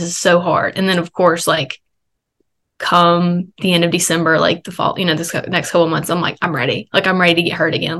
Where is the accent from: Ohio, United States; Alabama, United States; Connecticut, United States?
Alabama, United States; I had to work the next day back in my hometown